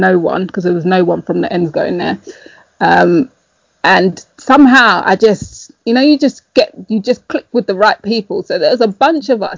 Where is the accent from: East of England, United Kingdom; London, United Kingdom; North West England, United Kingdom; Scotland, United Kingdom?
London, United Kingdom; moved away as an adult; also born or lived in Tottenham; I wasn't brought up in Tottenham. I was brought up in Hackney